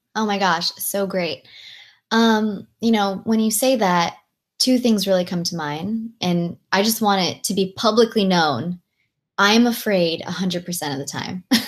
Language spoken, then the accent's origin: English; Long Beach, California, United States; English is a second language; girl growing up in Long Beach, California